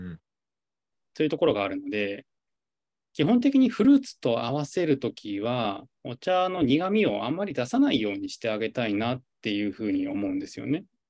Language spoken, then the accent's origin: Japanese; Yamanashi, Japan; moved away as an adult; 僕はあの山梨県出身なんですけど、毎年実家の方から桃が届く